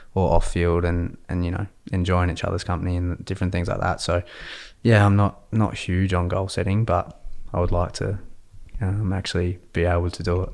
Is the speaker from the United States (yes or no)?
no; Adelaide, South Australia, Australia; now in Victoria, Australia; I'm from Adelaide originally